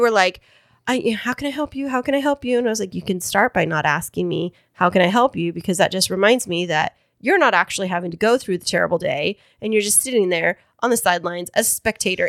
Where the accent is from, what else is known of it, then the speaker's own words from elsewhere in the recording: Kingsburg, California, United States; my hometown of Kingsburg